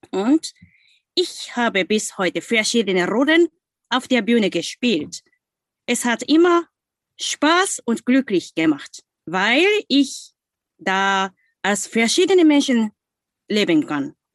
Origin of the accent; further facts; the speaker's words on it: Osaka, Japan; German is a second language; now in Hamburg, Germany; Und ich komme aus Osaka in Japan. Meine Heimat Osaka gibt es neben den Tokio, also Mitte in Japan.